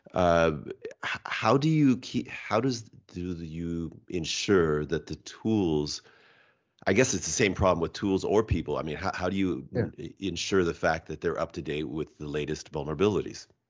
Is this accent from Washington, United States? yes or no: yes; Washington, United States; also born or lived in Japan; I'm from Washington State